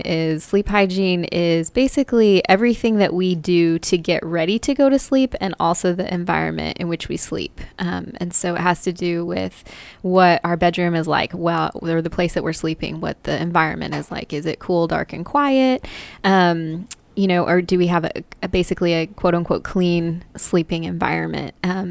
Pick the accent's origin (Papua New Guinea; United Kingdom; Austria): Papua New Guinea; In Papua New Guinea.